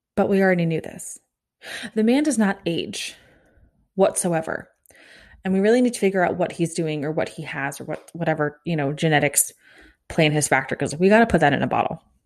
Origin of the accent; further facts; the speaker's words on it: Overland Park, Kansas, United States; my hometown of Over Elm Park, Kansas